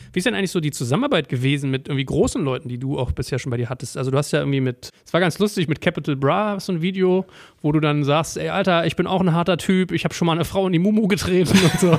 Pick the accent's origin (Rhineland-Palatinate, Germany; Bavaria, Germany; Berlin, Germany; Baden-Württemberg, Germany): Berlin, Germany; in Berlin ja. ist ja fast eher so, da war man als Deutscher ja fast in meinen Schulen immer so in der Minderheit